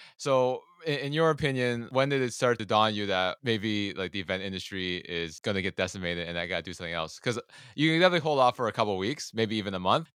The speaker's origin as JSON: {"language": "English", "town": "Toronto", "region": "Ontario", "country": "Canada", "said": "I'm from Toronto"}